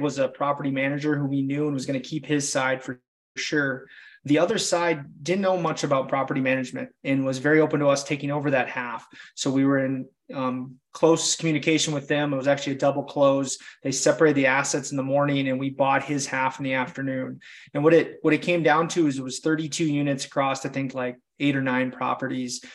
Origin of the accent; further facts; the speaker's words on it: Wisconsin, United States; I'm just a small town kid from Wisconsin